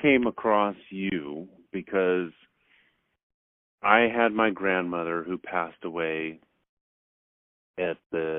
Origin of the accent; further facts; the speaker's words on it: Southern California, United States; I grew up in Southern California